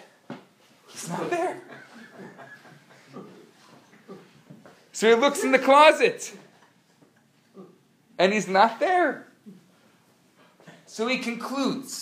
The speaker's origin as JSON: {"language": "English", "country": "United States", "said": "I'm American"}